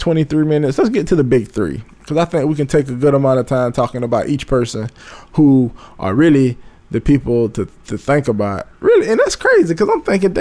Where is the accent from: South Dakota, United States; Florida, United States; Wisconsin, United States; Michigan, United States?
Florida, United States; my hometown here of Florida